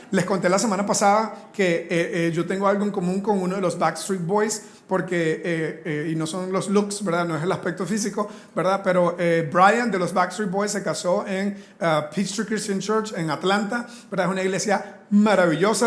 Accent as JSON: {"language": "Spanish", "country": "Costa Rica", "said": "Nosotros como latinos, aquí en Costa Rica"}